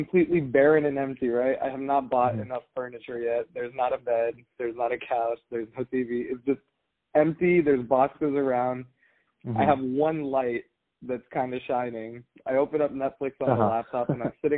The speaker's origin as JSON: {"language": "English", "area": "the Bay Area", "region": "California", "country": "United States", "tie": "born or raised there", "moved": "as an adult", "said": "I grew up in the Bay. I went to college in the Bay"}